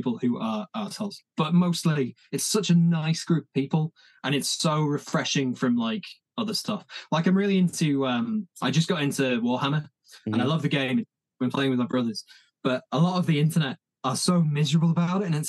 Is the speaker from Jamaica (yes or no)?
no; Leeds, Yorkshire and the Humber, United Kingdom; moved away; Leeds is my hometown